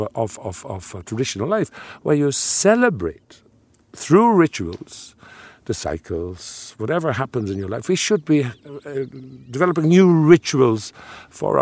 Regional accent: Netherlands; now in Ireland

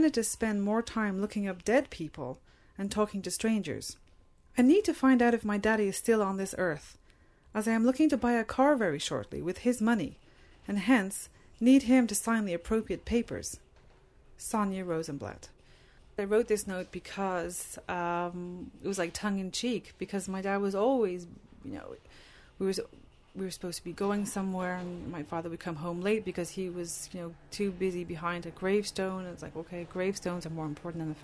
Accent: Ireland; moved away as an adult; now in Canada; I'm Irish

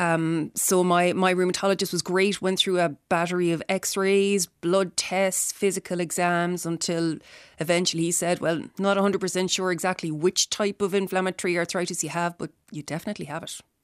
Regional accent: Tipperary, Munster, Ireland; now in Dublin, Ireland; I live in Dublin. I'm from Tipperary originally.

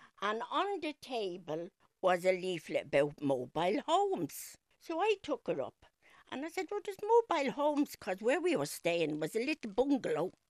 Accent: Dublin, Leinster, Ireland; I was born in Kevin Street, in the Liberties. My mum had 7 of us and herself and my dad in one room before we moved to Crumblin.

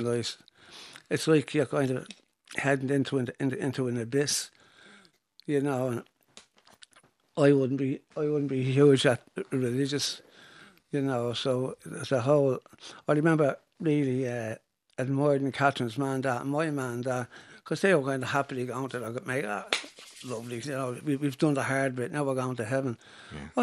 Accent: Dublin, Leinster, Ireland; growing up in Finglas, when I started, Finglas was a village

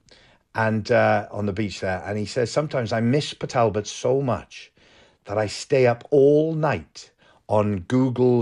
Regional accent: Wales, United Kingdom; also born or lived in Liverpool; When I moved back to Wales from Liverpool, so I was 8 years old

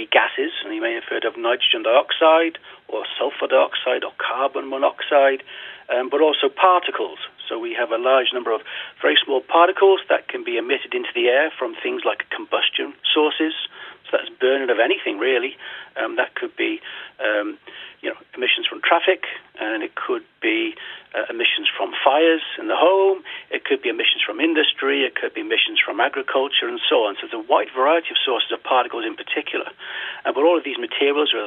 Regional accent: Macroom, Munster, Ireland; I'm from Macroom.

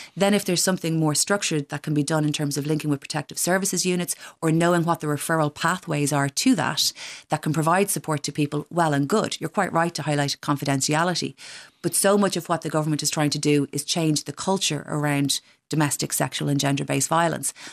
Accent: Dún Laoghaire, County Dublin, Ireland; I come from Dunleavy

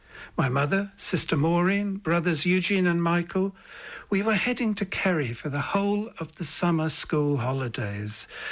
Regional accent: London, United Kingdom; accent: English accent; now in Ireland; I was born in 1950 in London, but I spoke with an Irish accent until I started school because until then, pretty much all the voices I heard were Irish.

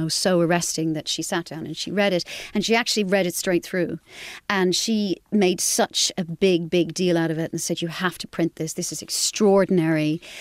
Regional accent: Carrick-on-Suir, Munster, Ireland; moved away as an adult; also born or lived in Dublin, Ireland; I grew up in Carrick in Shore in County Tipperary and, uh, had a very, you know, normal, lovely Irish upbringing.

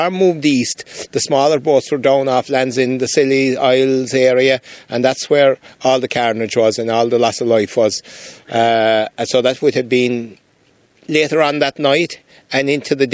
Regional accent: Cape Clear Island, Munster, Ireland; moved away; I'm from Cape Clear Island, so we moved here in 1970.

